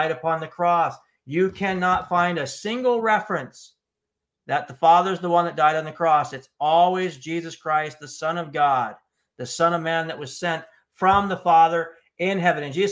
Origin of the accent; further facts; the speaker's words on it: United States; I'm an American as well